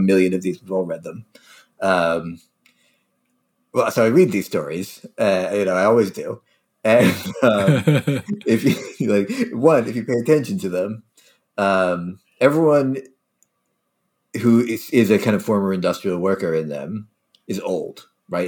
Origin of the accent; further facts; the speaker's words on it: Philadelphia, Pennsylvania, United States; also born or lived in New Haven; I grew up in Philadelphia.